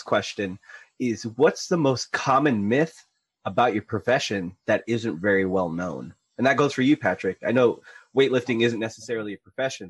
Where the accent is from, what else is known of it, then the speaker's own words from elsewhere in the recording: Philippines; I'm Filipino. We have to smoke.